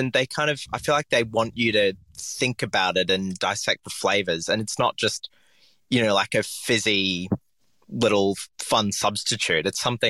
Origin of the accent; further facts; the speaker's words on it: Papua New Guinea; I grew up in Papua New Guinea, and we were basically next to a coffee roaster.